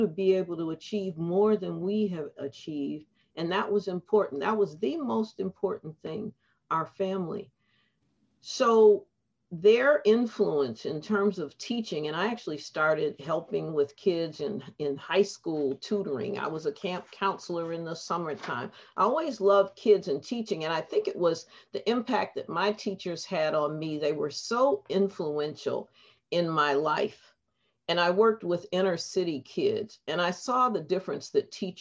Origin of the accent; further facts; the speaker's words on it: Detroit, Michigan, United States; I grew up in Detroit.